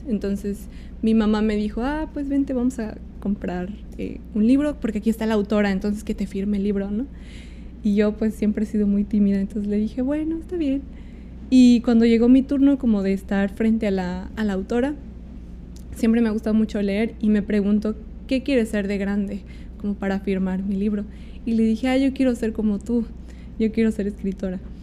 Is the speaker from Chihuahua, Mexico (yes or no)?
no; State of Mexico, Mexico; moved away as an adult; now in Mexico City, Mexico; yo soy del Estado de México, entonces como llegué a vivir acá porque justo quería estudiar en la escuela de aquí